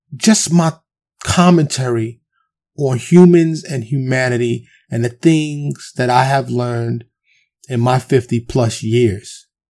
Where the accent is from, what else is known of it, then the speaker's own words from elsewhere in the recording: New York City, New York, United States; born and raised in New York in the streets of Harlem and the Bronx